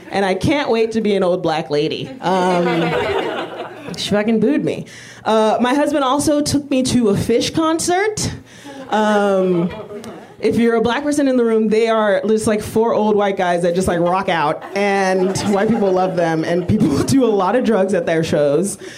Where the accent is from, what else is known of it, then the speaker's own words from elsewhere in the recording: United States; Thank God I'm America. I'm American.